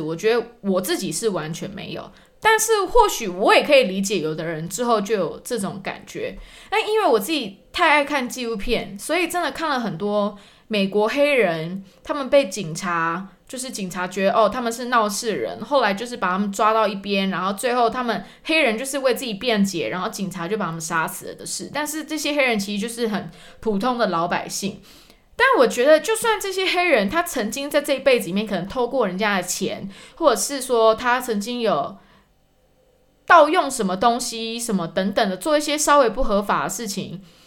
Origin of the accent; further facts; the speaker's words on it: Taiwan; moved away as an adult; also born or lived in London, United Kingdom / New York, United States; now in Germany; 我们台湾人